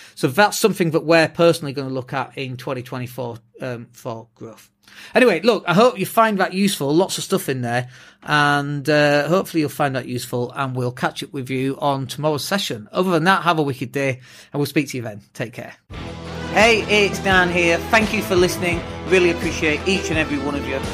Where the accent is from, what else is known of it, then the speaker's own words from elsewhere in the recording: England, United Kingdom; first language English; we're English as well, uh, like native English speakers